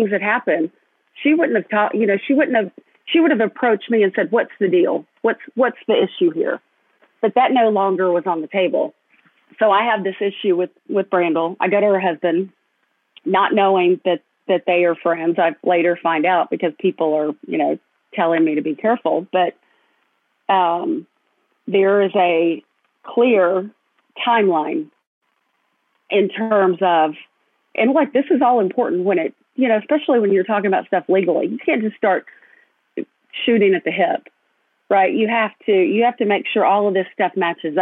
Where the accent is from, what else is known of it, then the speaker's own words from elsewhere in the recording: Fayetteville, Arkansas, United States; my hometown at my alma mater